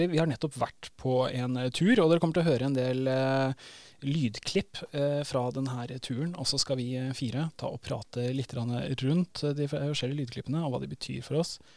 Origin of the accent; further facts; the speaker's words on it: Andøya, Nordland, Norway; accent: Northern Norwegian; now in Sandefjord, Norway; Oppvokst eh, som ingen hører på det dialekta mi, så er jeg fra Nord-Norge. på Andøya liksom